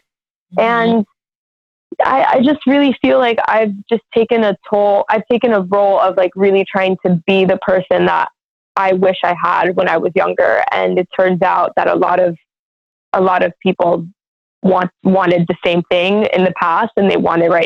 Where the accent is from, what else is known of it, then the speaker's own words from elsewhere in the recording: Miami, Florida, United States; growing up in Miami, which is supposed to be a super diverse city